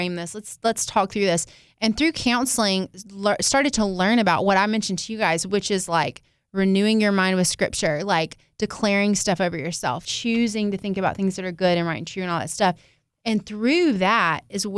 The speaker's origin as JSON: {"language": "English", "region": "the South", "country": "United States", "tie": "born or raised there", "said": "growing up in the South"}